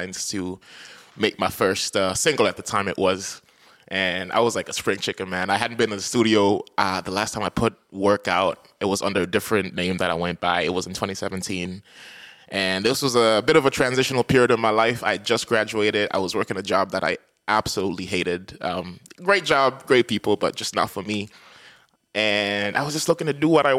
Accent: Dar es Salaam, Tanzania; moved away as an adult; now in St. John's, Canada; I come from a big city. I think there's like 8-9 million people in Dar es Salaam. It's my hometown

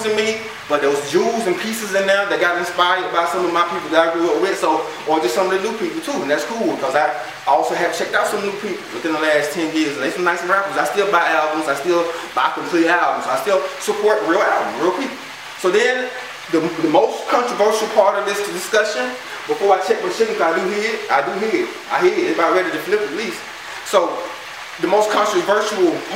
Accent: the South, United States; I'm from the South

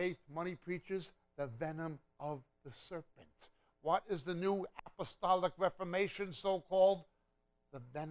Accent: New York, United States; moved away as an adult; also born or lived in Israel; I was from New York

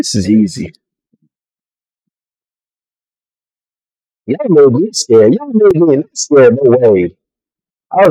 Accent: Jamaica; I'm real Jamaican

